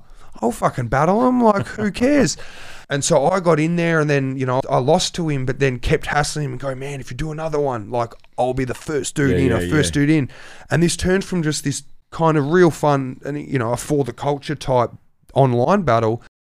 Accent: Australia; holy shit, I've only ever seen this place on DVDs Australia. And I'm the Australian dude.

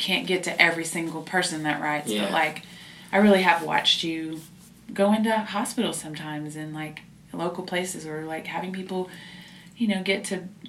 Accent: United States; considering I'm American.

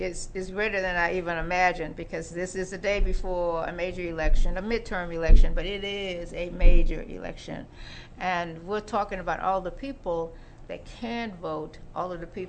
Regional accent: Conroe, Texas, United States; my hometown, Conroe, Texas

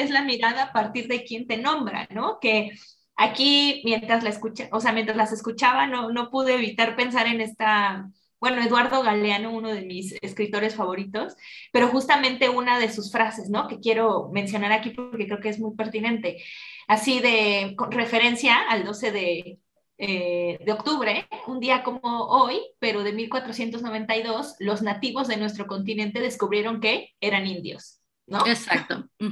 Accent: Mexico; siendo yo mexicana y todo, y habiéndolo vivido

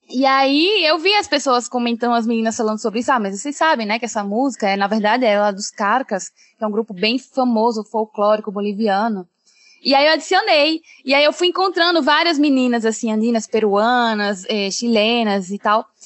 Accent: Rio Grande do Norte, Brazil; eu cresci no Rio Grande do Norte, eu cheguei eh, com seis, cinco anos

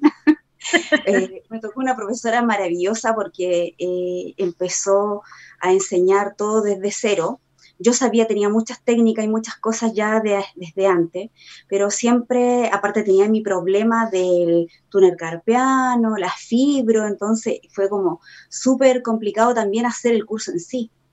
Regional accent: Iquique, Tarapacá, Chile; moved away as an adult; now in Santiago, Chile; soy nacida y criada en Iquique y estoy viviendo hace nueve años aquí ya en Santiago

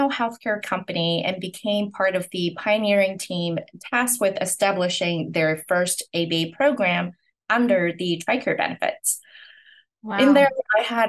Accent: Hong Kong; moved away as an adult; now in United States; I'm originally from Hong Kong, and I moved to the US to continue my education.

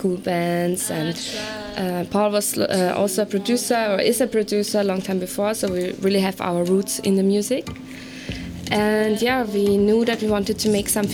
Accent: Vienna, Austria; we are from Vienna. We found each other in Vienna

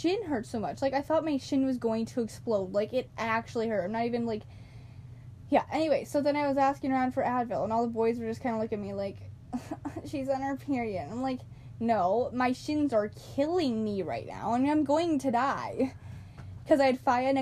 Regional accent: United States; We are from the United States.

